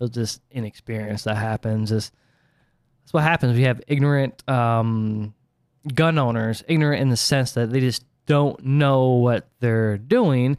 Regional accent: Ohio, United States

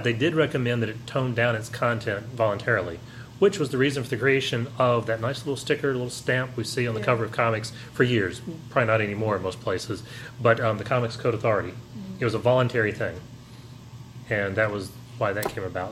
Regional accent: Tennessee, United States; I'm from Tennessee

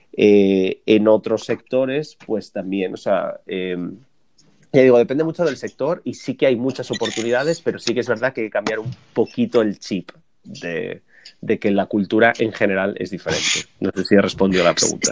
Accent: Spain; moved away as an adult; also born or lived in New York, United States; now in Los Angeles, United States; un español residente en Estados Unidos

